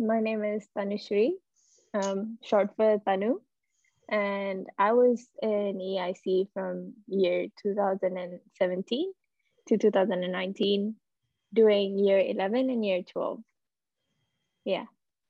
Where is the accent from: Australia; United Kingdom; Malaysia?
Malaysia; also born or lived in Singapore; So I'm Malaysian, and I've studied in Singapore, which is a neighboring country, all my life for the first 10 years of my life.